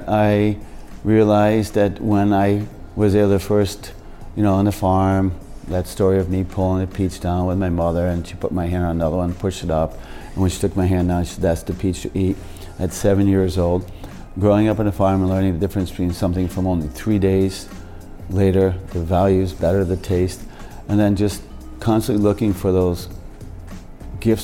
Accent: United States; also born or lived in Jamestown, Rhode Island; I grew up in the States.

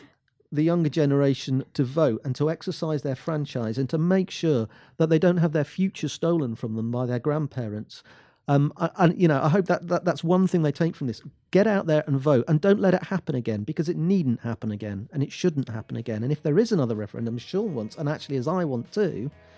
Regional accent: Scotland, United Kingdom; Well, the younger generation and people like me don't see an issue with us being British and in being European.

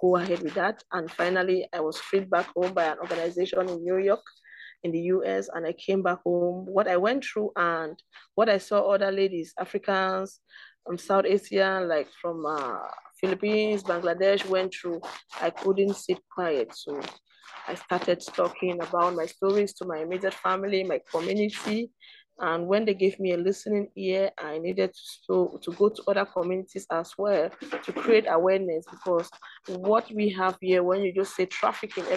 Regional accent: Cameroon; also born or lived in Kuwait; I'm from Cameroon. I live in Cameroon

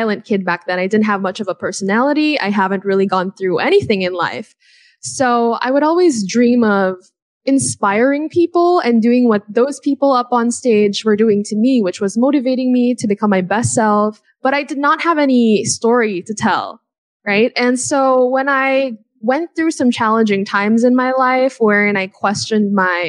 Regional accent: United States; When I was a kid, I grew up in America

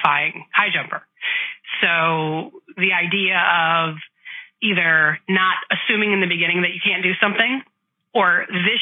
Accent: Chicago, Illinois, United States; I grew up in Chicago in the Midwest

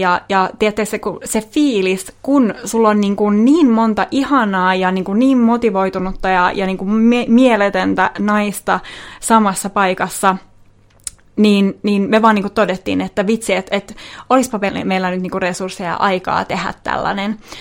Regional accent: Vaasa, Ostrobothnia, Finland; moved away as an adult; now in Helsinki, Finland; Mä oon siis Vaasasta kotosin ja muutettiin Helsingiin tuossa tota, seitsemän vuotta sitten.

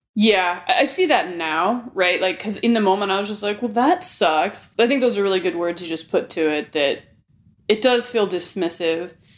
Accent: Arizona, United States; Growing up um, here in Arizona, I was raised in the Catholicism faith

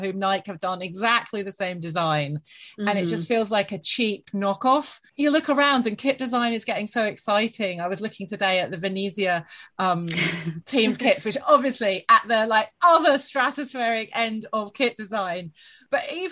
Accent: London, United Kingdom; So as a Londoner

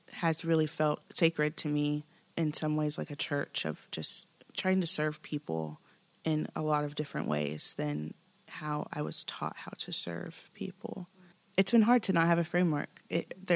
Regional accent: Kansas, United States; now in Nashville, United States; I grew up in Kansas.

